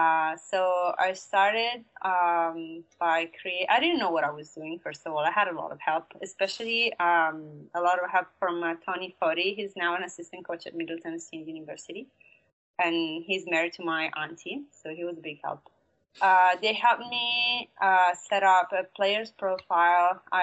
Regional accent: Italy; lucky for me, my hometown is pretty popular for softball. It's considered the capital of softball in Italy.

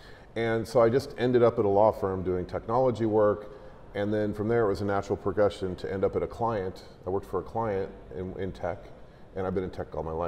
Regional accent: United States; As an American

